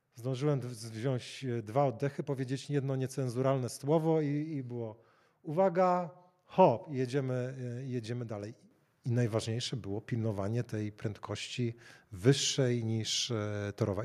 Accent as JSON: {"language": "Polish", "town": "Gdańsk", "region": "Pomeranian Voivodeship", "country": "Poland", "tie": "born or raised there", "said": "jako rodowity gdańszczanin"}